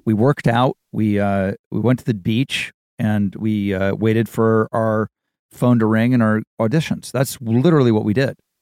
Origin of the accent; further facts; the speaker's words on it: Dayton, Ohio, United States; moved away; I'm from Ohio. I'm from Dayton, Ohio